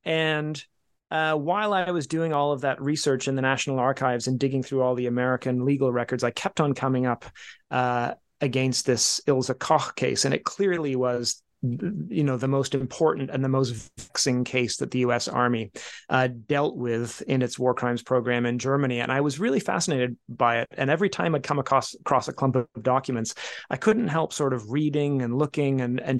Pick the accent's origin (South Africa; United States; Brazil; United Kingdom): United Kingdom; England; born there; also born or lived in Canada; I was born in England. My brother was born in Copenhagen. We wound up in Canada.